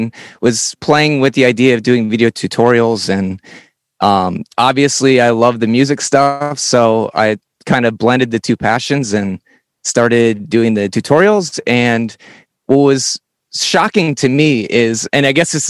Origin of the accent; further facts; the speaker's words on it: Wisconsin, United States; moved away as an adult; now in Washington, D.C., United States; I grew up in the Midwest. So Wisconsin, like Chicago